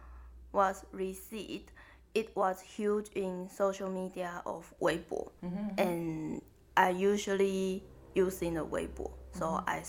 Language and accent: Chinese; Taiwan; now in Japan; 我身为一个台湾人